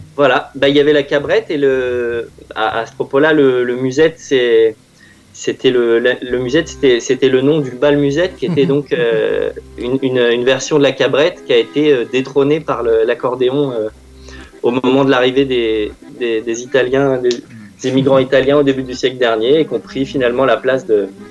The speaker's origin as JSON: {"language": "French", "country": "France", "tie": "born or raised there", "said": "j'ai grandi à Vissou"}